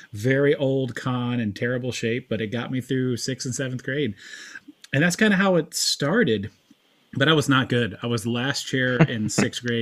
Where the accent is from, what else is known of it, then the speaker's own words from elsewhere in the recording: Fort Mill, South Carolina, United States; also born or lived in upstate New York; now in Tennessee, United States; when I was about second, third grade, my parents relocated down to the Charlotte area. We settled on the south side of the border in Fort Mill, South Carolina